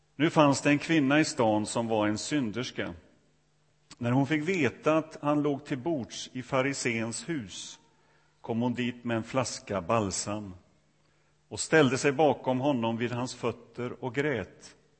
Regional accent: Sweden; öarna där jag kommer ifrån

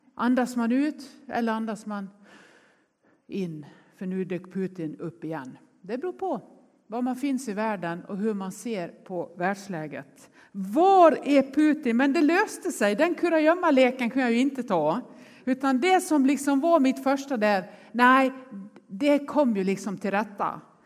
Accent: Nås, Dalarna County, Sweden; now in Gothenburg, Sweden; jag är uppvuxen i Nås i Västerdalarna

